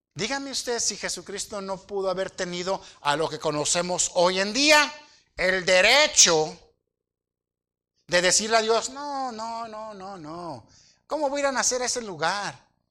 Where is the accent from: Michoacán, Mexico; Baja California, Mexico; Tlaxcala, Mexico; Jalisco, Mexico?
Michoacán, Mexico; Aguililla; yo nací allá en Dos Aguas, municipio de Aguililla, en un aserradero